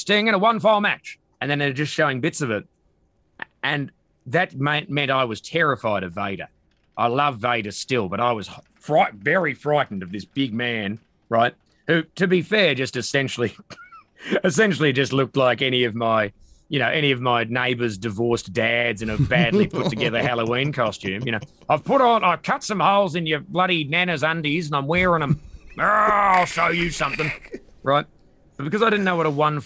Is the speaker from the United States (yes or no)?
no; Perth, Western Australia, Australia; moved away; I'm from Perth